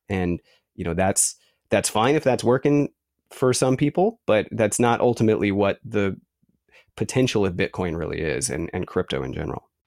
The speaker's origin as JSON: {"language": "English", "town": "San Francisco", "region": "California", "country": "United States", "tie": "born or raised there", "also_born_or_lived": "Santa Cruz, California", "said": "I grew up in San Francisco"}